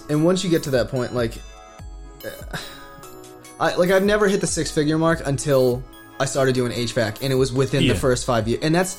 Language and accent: English; New England, United States; also born or lived in Virginia; growing up, especially in New England, where, you know, I'm right, I'm 20 minutes from Harvard and MIT.